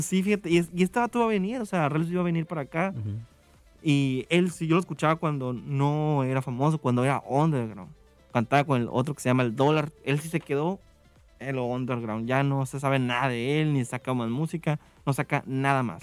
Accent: Mexico; en México

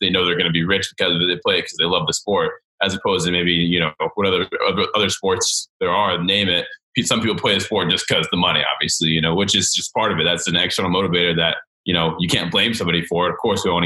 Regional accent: Snellville, Georgia, United States; born or raised there; also born or lived in Gainesville, Florida

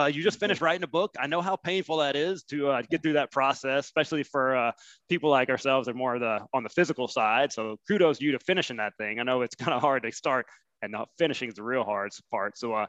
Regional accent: Alabama, United States; growing up in Alabama

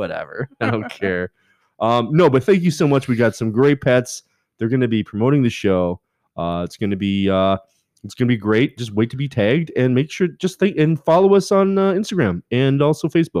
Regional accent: Canada; now in United States; And I'm Canadian

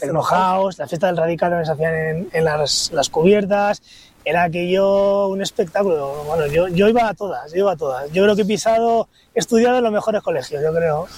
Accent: Santander, Cantabria, Spain; now in Madrid, Spain; Yo soy de Santander y en Santander eh, no había Zara y estas cosas

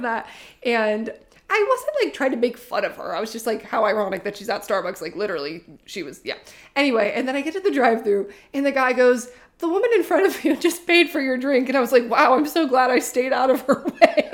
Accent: Oregon, United States; moved away; back in my hometown, Oregon

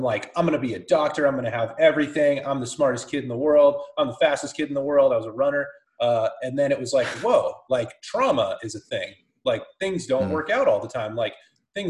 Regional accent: California, United States; moved away as an adult; also born or lived in Lake Tahoe / Weed, California; now in Bend, United States; We're in Bend, born and raised in California.

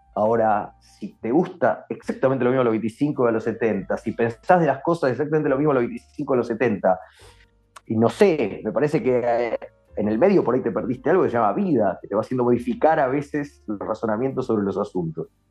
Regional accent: Argentina; somos latinos y sobre todo para qué somos argentinos

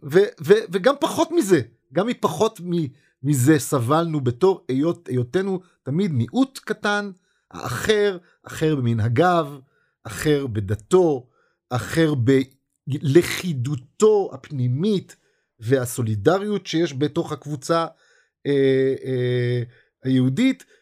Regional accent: Israel; אנחנו כישראלים

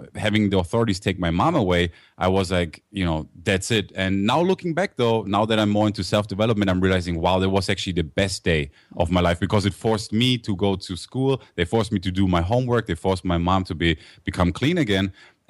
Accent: Germany; accent: German; also born or lived in United States; I grew up in Germany, actually. So I was born in the States, but I grew up over there. That's why I have the German accent.

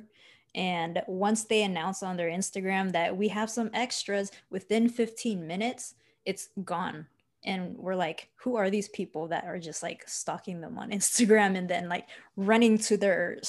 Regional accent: Seattle, Washington, United States; I'm from Seattle

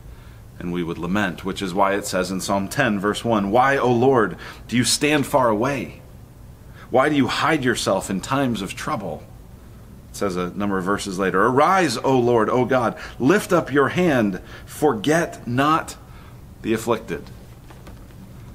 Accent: Colorado, United States; grew up in Colorado

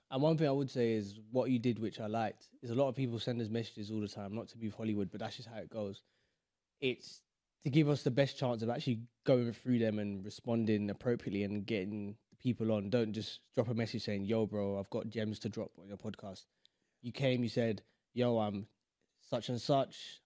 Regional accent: London, United Kingdom; we are from London

